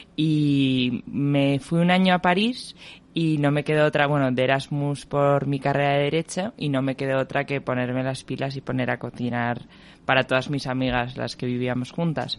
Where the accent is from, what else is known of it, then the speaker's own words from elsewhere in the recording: Madrid, Community of Madrid, Spain; yo nací y estudié en Madrid